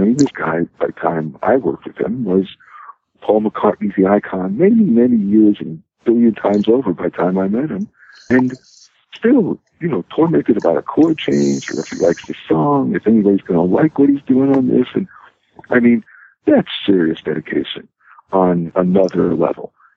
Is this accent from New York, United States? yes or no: yes; New York City, New York, United States; I uh, grew up in Brooklyn, in New York